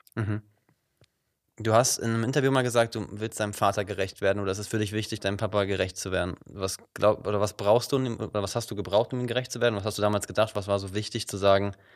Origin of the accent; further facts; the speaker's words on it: Wuppertal, North Rhine-Westphalia, Germany; now in Cologne, Germany; Ich komme ursprünglich aus Wuppertal